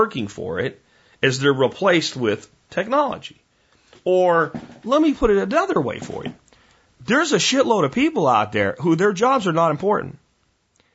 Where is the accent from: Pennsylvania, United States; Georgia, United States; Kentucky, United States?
Pennsylvania, United States; the street that I grew up in Pennsylvania had grapevines